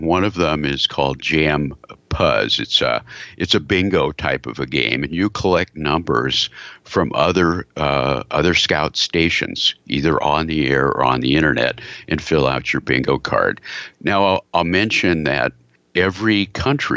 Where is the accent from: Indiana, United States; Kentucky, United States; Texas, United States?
Texas, United States; I'm from Texas.